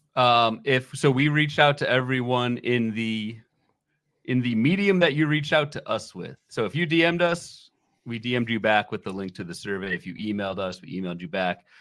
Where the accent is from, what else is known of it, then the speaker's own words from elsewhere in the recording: Northern Virginia, United States; when I was growing up in the Northern Virginia area